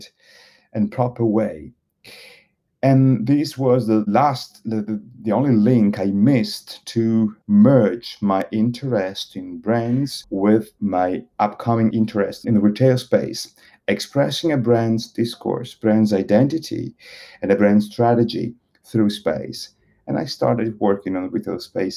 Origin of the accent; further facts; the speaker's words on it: Italy; moved away as an adult; also born or lived in Bologna / Paris; I was born in Italy. I'm Italian